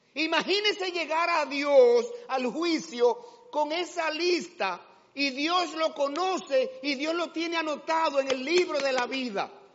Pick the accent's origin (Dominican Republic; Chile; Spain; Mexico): Dominican Republic; Aunque la cédula diga dominicano, sí, soy dominicano, claro que sí, orgulloso de ser dominicano